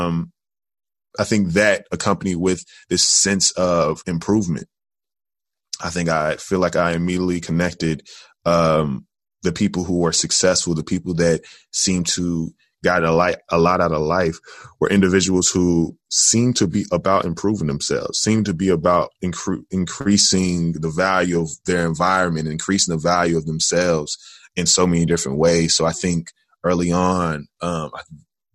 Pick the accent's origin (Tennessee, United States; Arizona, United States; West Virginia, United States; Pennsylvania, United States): Tennessee, United States; Jackson; also born or lived in Atlanta, Georgia; now in Chicago, United States; I am originally from Jackson, Tennessee